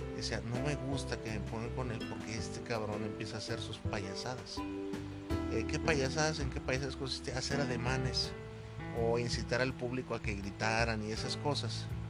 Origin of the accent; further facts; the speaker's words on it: Mexico; Acá en México, en mi país